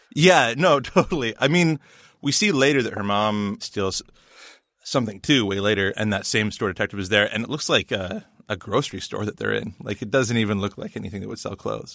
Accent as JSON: {"language": "English", "country": "Canada", "said": "we in Canada"}